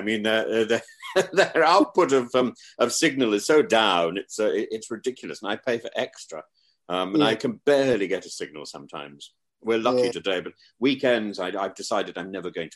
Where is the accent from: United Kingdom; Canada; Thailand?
United Kingdom; Derby, school near Leicester, East Midlands; I was at school near Leicester, and so I was born in Derby